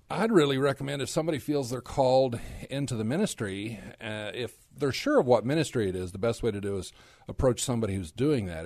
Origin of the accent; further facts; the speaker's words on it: Dallas-Fort Worth area, Texas, United States; also born or lived in Korea; I'm actually a native Texan. I grew up in the Dallas-Fort Worth area